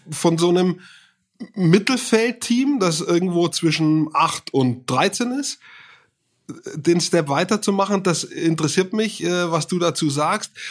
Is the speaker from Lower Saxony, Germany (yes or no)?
no; Hof, Bavaria, Germany; war das schon mal eine Kunst zu wissen als Franke. Ähm, ich komme aus Hof ursprünglich, überhaupt zu wissen, wo das ist.